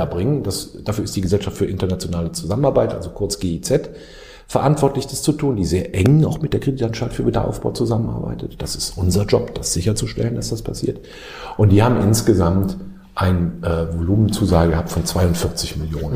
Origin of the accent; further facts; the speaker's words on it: Rhineland, Germany; now in India; als Rheinländer in Deutschland